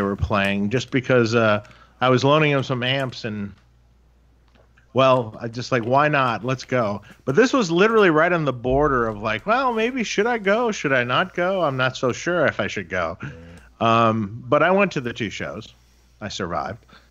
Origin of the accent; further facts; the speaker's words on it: Detroit, Michigan, United States; moved away; I'm from Detroit originally, right?